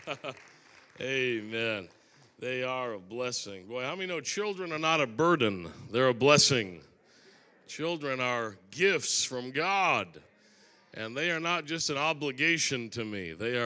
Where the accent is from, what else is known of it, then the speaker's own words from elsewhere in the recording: Maine, United States; I'm from Maine